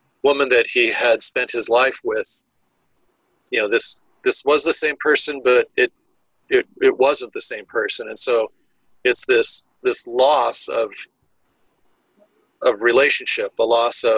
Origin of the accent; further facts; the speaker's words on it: Tempe, Arizona, United States; growing up in Tempe, Arizona, where it was like 75 degrees on Christmas